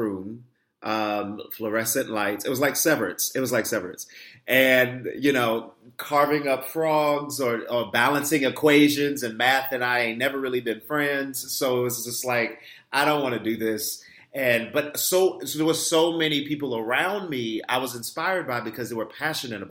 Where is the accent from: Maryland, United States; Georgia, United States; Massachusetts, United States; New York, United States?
Maryland, United States; moved away; also born or lived in Washington, D.C. / Tennessee / New Orleans; I'm originally from Maryland. So I was born in D.C., raised in Maryland